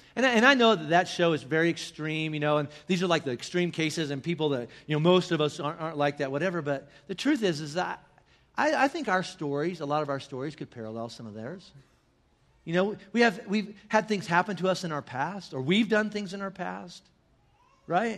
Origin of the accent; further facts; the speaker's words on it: northern Indiana, United States; in my hometown in northern Indiana